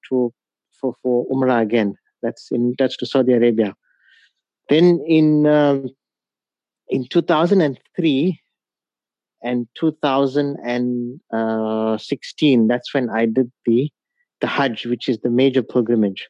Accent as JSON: {"language": "English", "town": "Pietermaritzburg", "region": "KwaZulu-Natal", "country": "South Africa", "tie": "born or raised there", "also_born_or_lived": "Durban", "said": "I schooled in Pietermaritzburg at the Arthur Blacksall School for the Blind"}